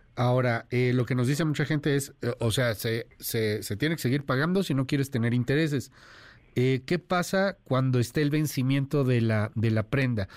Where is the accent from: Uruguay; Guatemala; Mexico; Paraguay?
Mexico; los mexicanos somos muy abiertos, somos pluriculturales, los mexicanos somos uno